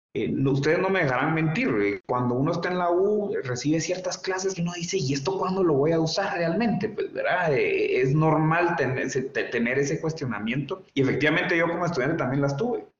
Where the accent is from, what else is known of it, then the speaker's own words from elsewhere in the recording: Guatemala; joven guatemalteco